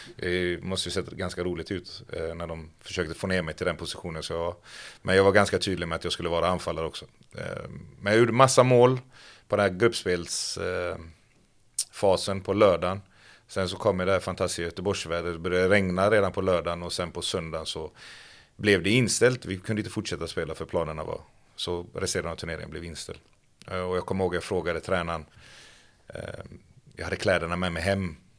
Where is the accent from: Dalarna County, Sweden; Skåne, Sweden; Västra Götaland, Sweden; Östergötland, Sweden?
Västra Götaland, Sweden; Gothenburg; Kortralla IF där jag växte upp